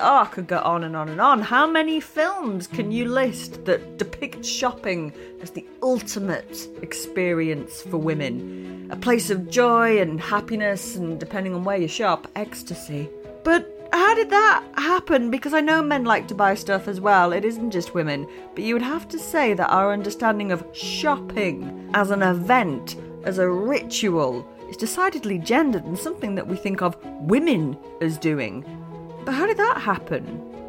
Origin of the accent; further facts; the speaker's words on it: United Kingdom; As a Brit growing up in the UK